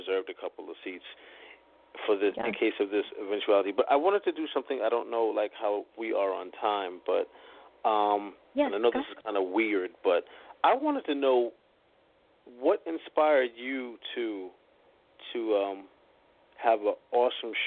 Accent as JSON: {"language": "English", "town": "Boston", "region": "Massachusetts", "country": "United States", "tie": "born or raised there", "also_born_or_lived": "New York City", "moved": "as an adult", "said": "my hometown"}